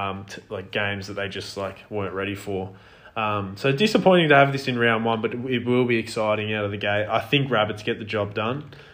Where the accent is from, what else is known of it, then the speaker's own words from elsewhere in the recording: Canberra, Australian Capital Territory, Australia; hate counting my hometown Raiders out